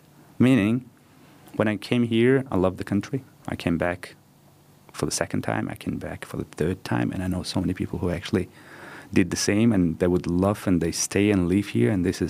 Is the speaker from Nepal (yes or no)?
yes; Nepal; born there; I was born in Nepal.